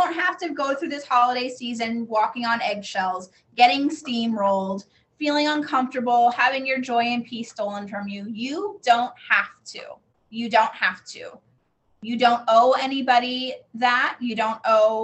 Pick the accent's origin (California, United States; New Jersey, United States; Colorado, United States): Colorado, United States; moved away; I'm from Colorado